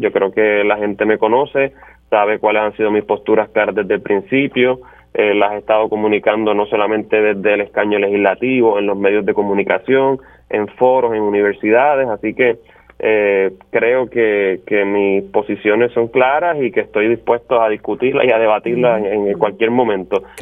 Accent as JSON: {"language": "Spanish", "town": "Toa Baja", "country": "Puerto Rico", "said": "que incluye el municipio de Baja que es de donde yo soy, en donde resido"}